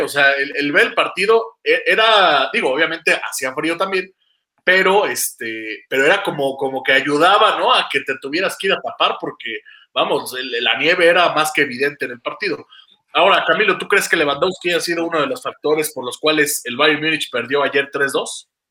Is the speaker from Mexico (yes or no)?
yes; Mexico; soy mexicano